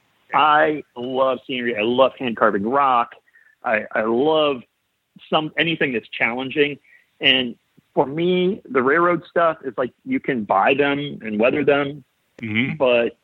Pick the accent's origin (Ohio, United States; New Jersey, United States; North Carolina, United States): Ohio, United States; I'm from Ohio.